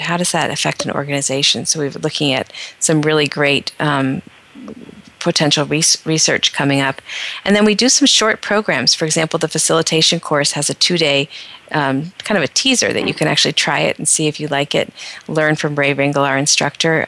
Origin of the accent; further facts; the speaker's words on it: northeastern Pennsylvania, United States; moved away as an adult; I grew up in a very small town in northeastern Pennsylvania